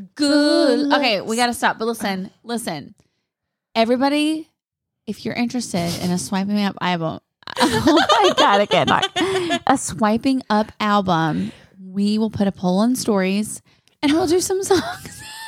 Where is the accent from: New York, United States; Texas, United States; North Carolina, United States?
North Carolina, United States; I'm from North Carolina